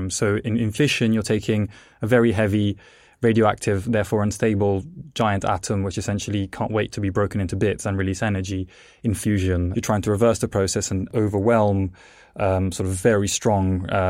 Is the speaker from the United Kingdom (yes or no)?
yes; England, United Kingdom; also born or lived in Italy; I was born in Italy. Um, the reason I, as a child, moved to England is because my parents were actually plasma physicists